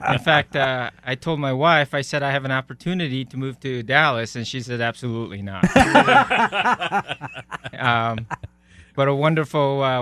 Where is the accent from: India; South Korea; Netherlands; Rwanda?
South Korea; born there; I was born in South Korea, so this is a second culture.